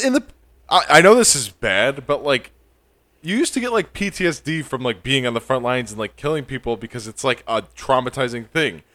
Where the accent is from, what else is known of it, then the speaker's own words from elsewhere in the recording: New York, United States; Born in, born and raised in New York, you know, I'm a New Yorker.